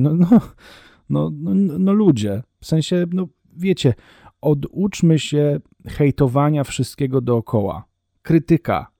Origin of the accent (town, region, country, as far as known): Poland; first language Polish